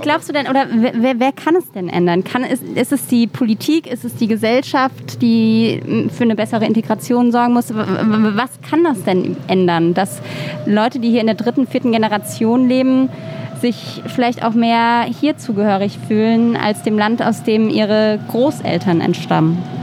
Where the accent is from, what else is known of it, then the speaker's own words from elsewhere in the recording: near Mainz, Rhineland-Palatinate, Germany; now in Berlin, Germany; ich komme doch aus der Nähe von Mainz